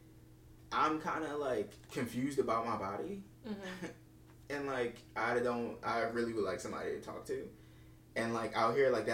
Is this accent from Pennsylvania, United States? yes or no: yes; Philadelphia, Pennsylvania, United States; now in Seattle, United States; growing up in Philly